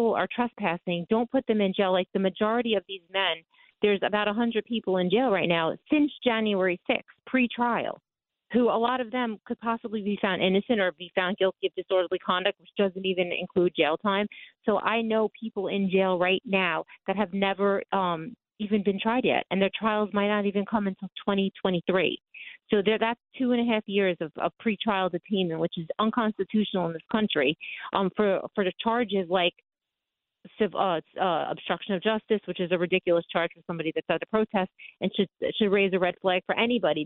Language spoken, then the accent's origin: English; Long Island, on the border of Queens, New York, United States; I grew up in this neighborhood, and I lived here on and off my whole life